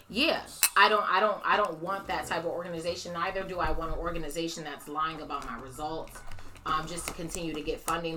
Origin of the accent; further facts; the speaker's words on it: Bloomfield, United States; I grew up in Bloomfield and I love Bloomfield